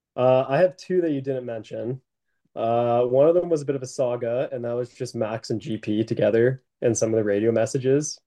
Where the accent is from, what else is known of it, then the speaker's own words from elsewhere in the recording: Canada; we're Canadian